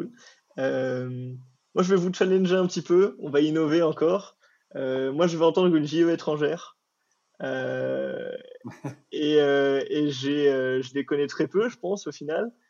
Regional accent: Morocco; parce que moi, je viens du Maroc à la base.

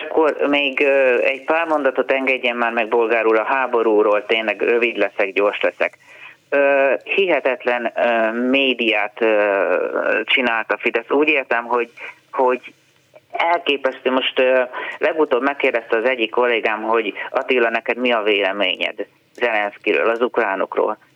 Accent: Hungary; olyan büszke voltam, hogy magyar vagyok

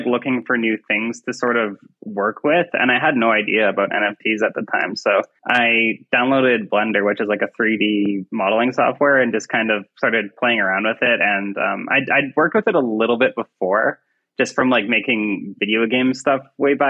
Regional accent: Canada; I am an artist from Canada

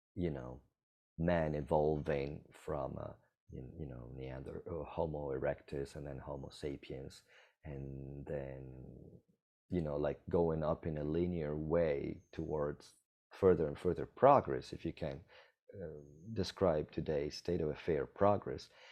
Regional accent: Italy; now in Costa Rica; I'm from Italy.

